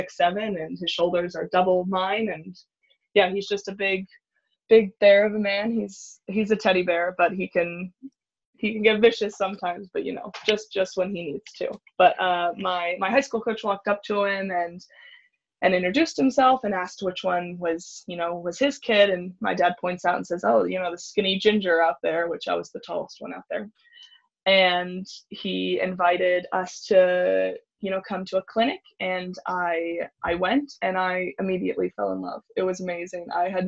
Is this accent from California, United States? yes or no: yes; California, United States; It's funny that how often I hang out at the beach now, and I live in California. I did not grow up on the beach. My family would go camping in San Clemente